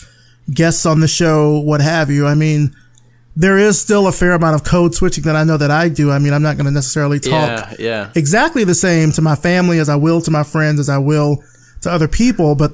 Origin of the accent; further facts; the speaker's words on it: Alabama, United States; now in Atlanta, United States; I come from the country in Alabama